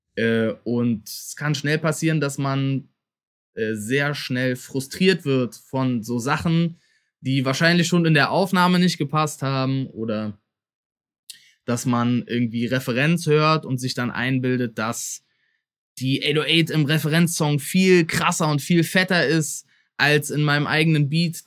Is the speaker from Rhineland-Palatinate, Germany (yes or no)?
no; Berlin, Germany; dass ich auch Berliner bin